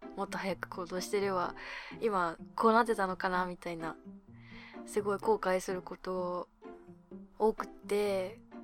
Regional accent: Abashiri, Hokkaido, Japan; 私、まあ、地元が北海道の網走市なんですけど

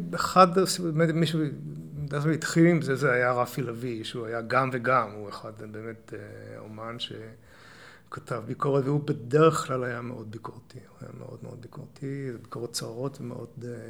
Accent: Ramat Gan, Tel Aviv District, Israel; moved away as an adult; also born or lived in London; now in Neve Monosson, Israel; במקור נולדתי ברמת גן. אוקיי. אבל, אה, אבל שם גדלתי עד הצבא

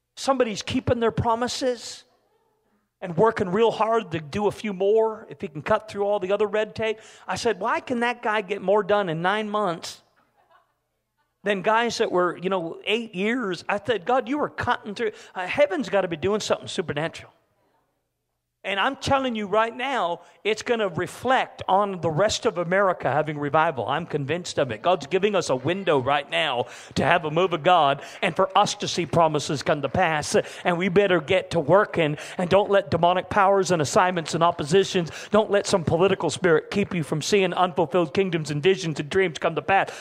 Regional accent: Canada; I'm a Canadian

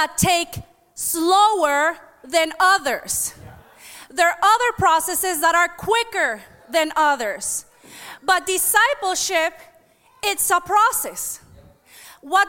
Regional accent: United States; I am an American. I was born here. I am just Honduran too

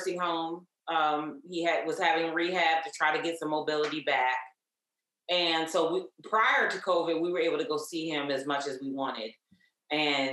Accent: Columbia, Maryland, United States; also born or lived in Nashville, Tennessee; I was born in Nashville, Tennessee. He brought me and my mom here in the late 70s for a better opportunity, better life. And I grew up in Columbia, Maryland

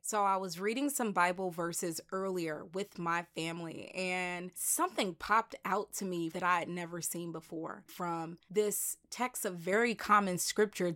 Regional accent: the South, United States; I am from the country, like, I'm from the South

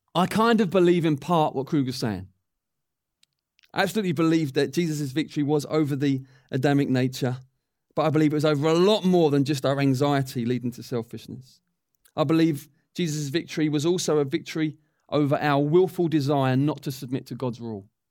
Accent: England, United Kingdom; as English people

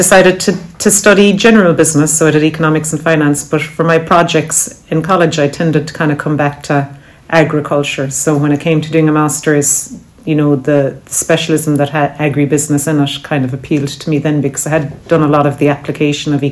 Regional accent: County Cork, Munster, Ireland; moved away as an adult; I grew up about six or seven miles from here, but I only came back to Cork in 2016. I was gone for my education and the first part of my career. I grew up on a dairy farm.

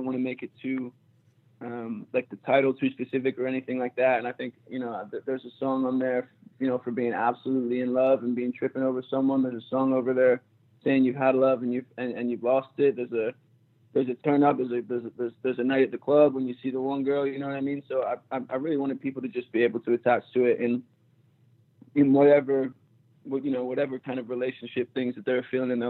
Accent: Philadelphia, Pennsylvania, United States; moved away as an adult; also born or lived in Manchester, England / Boston; I moved to Philly when I was like 4

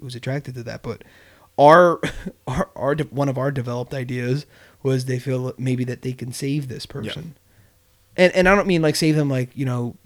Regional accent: Bristol, Pennsylvania, United States; we're all, except for Gabe, we're all from Bristol.

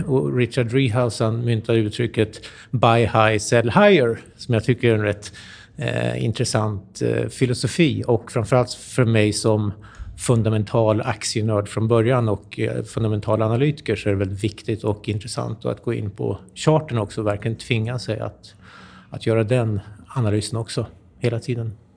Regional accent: Sweden; also born or lived in United States; som svensk

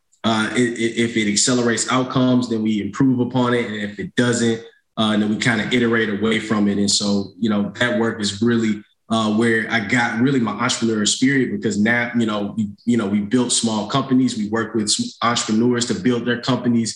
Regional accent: St. Louis, Missouri, United States; moved away as an adult; also born or lived in North Carolina; I'm originally from St. Louis, Missouri, from the north side of St. Louis. Grew up in St. Louis Public Schools

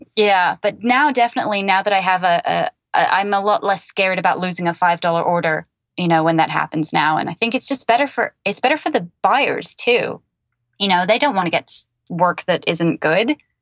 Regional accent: England, United Kingdom; now in United States; I'm originally from England and I live in America

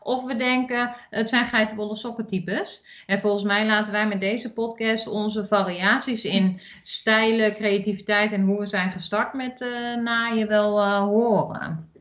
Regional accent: Achterhoek, Gelderland, Netherlands; ik kom uit de Achterhoek, dus ik doe al heel erg mijn best om gewoon Nederlands te praten.

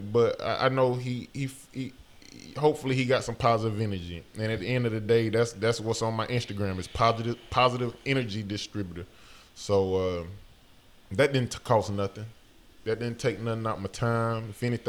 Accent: the South, United States; I hate when I tell people I'm from the South and they be like, oh man, I don't know how you grew up over there.

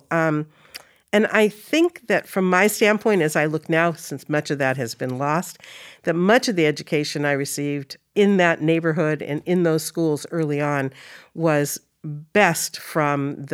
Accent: Seattle, Washington, United States; I grew up on Brighton

